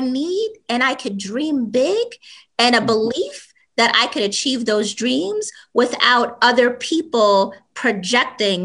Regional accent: New York City, New York, United States; I was born and raised in the South Bronx

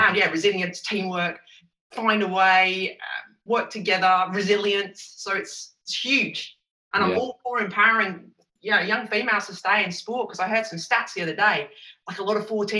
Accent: Essex, East of England, United Kingdom; I'm from Essex, so I'm a traditional Essex girl

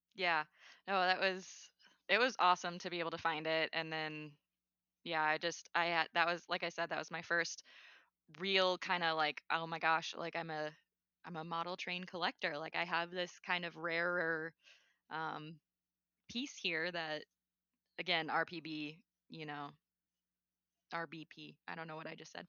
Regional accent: North Dakota, United States; moved away as an adult; also born or lived in Tennessee; now in Georgia, United States; I grew up in North Dakota.

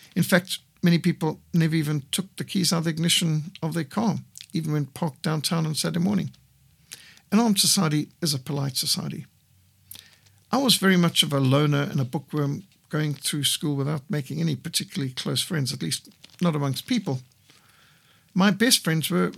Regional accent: Bulawayo, Matabeleland, Zimbabwe; also born or lived in Cape Town, South Africa; I loved growing up in Rhodesia

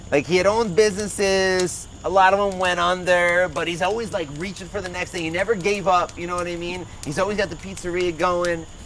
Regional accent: Toms River, New Jersey, United States; I grew up in Tom's River in a very small thinking town

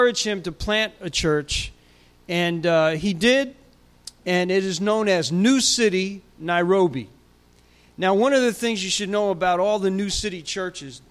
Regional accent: Newark, New Jersey, United States; I grew up in New Jersey. I grew up in Newark, in the projects of Newark

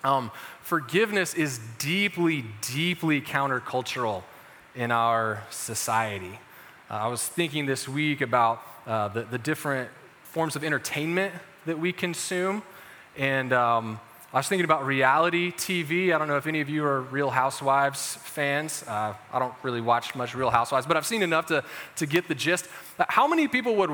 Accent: Chapel Hill, North Carolina, United States; I grew up in Chapel Hill.

